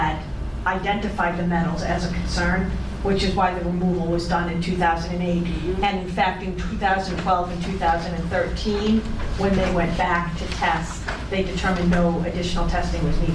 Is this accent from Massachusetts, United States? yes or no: yes; New Bedford, Massachusetts, United States; I grew up in New Bedford, so I'm very familiar with Superfund sites